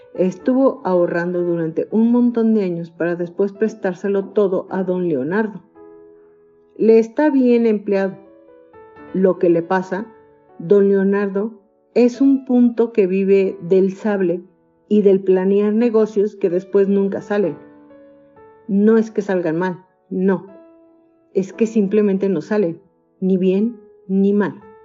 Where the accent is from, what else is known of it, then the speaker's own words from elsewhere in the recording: Mexico; also born or lived in Temoaya, State of Mexico; soy mexicana, tengo 55 años de edad y vivo en Temuaya, Estado de México